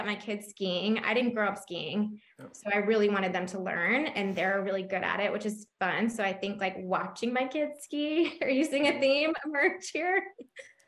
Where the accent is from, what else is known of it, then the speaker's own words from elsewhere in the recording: Charlotte, North Carolina, United States; I grew up in North Carolina. I grew up in Charlotte.